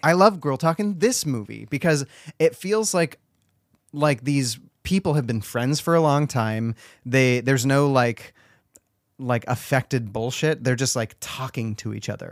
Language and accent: English; Washington, United States; also born or lived in California; I moved to Washington as well from California